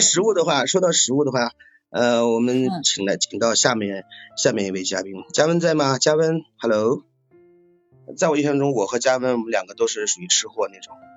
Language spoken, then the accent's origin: Chinese; the North, northern China, China; 我是北方人啊